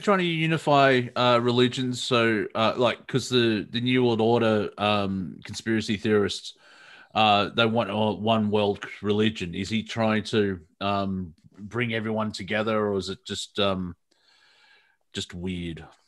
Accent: Melbourne, Victoria, Australia; the suburb that I grew up here in Melbourne, Box Hill

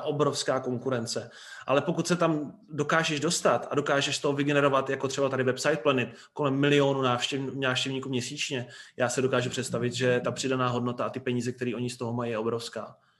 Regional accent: Brno, South Moravian Region, Czechia; U nás v Brně

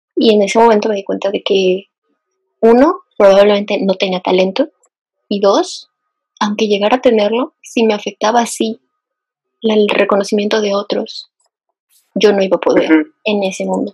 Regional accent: Morelos, Mexico; moved away as an adult; now in Mexico City, Mexico; casi me quedé a vivir en, Morelos, de donde yo soy

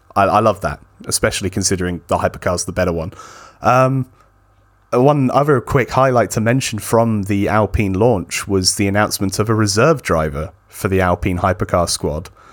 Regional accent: United Kingdom; someone who is British

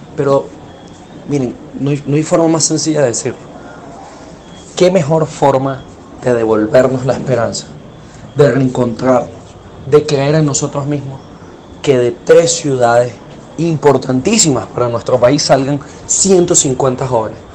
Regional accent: Venezuela; volvernos a encontrar como venezolanos

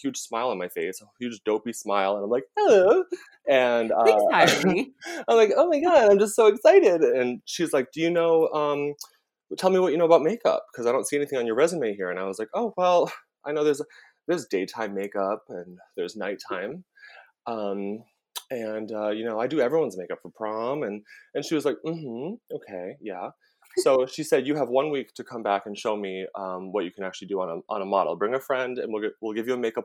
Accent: Rhode Island, United States; moved away as an adult; now in New York, United States; I am from Rhode Island. I am a Dunkin' Donuts. We didn't even have a Starbucks until like right before I moved to New York.

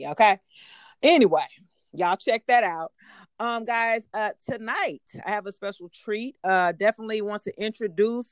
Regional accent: Decatur, Georgia, United States; I'm from Decatur

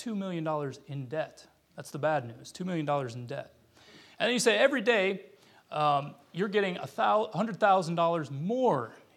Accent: United States; moved away as an adult; also born or lived in Ukraine; I'm an American

